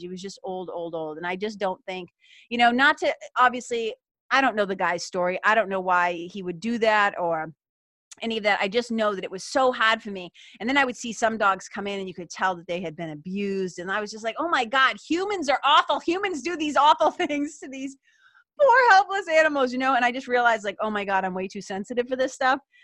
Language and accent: English; Lawrence, Massachusetts, United States; it's got me feeling it's got me feeling nostalgic for my hometown